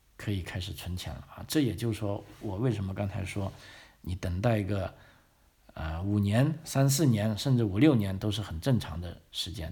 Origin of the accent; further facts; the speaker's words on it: China; moved away as an adult; now in Australia; 我们中国人